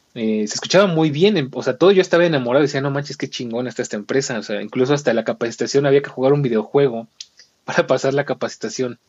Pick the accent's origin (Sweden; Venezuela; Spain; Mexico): Mexico; nosotros como mexicanos